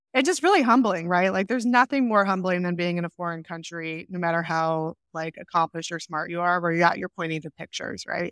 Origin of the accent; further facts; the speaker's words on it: Rochester, New York, United States; moved away; I grew up in upstate New York, Rochester, New York, grew up on a farm